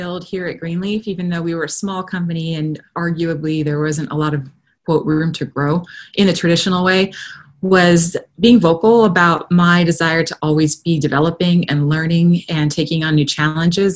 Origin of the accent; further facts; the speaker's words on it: Los Angeles, California, United States; moved away as an adult; now in Austin, United States; my background growing up in Los Angeles, I went to film school like so many Los Angelinos